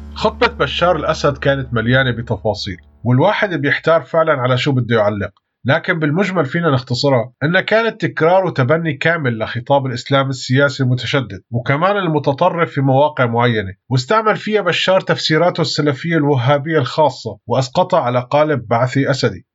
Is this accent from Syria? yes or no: yes; Syria